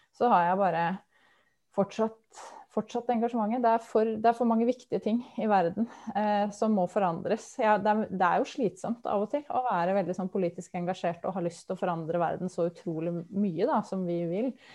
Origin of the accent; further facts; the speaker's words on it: Lillehammer, Innlandet, Norway; moved away as an adult; now in Vestfold, Norway; Jeg kommer fra Lillehammer